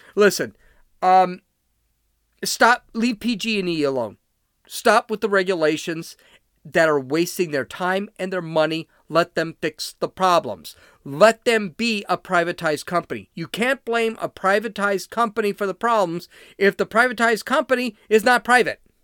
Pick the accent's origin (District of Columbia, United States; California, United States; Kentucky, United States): California, United States; moved away; I'm from California